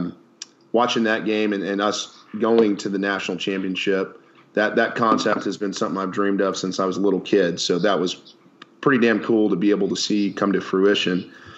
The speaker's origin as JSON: {"language": "English", "town": "Lubbock", "region": "Texas", "country": "United States", "tie": "born or raised there", "said": "Born and raised in Lubbock, Texas."}